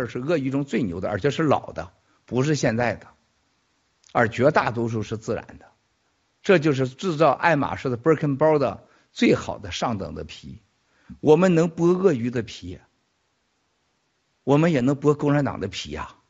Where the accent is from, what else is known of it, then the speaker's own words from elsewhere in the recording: near Chaocheng, Shandong, China; moved away; 我小的时候在我们家古城旁边有个朝城，朝城有回民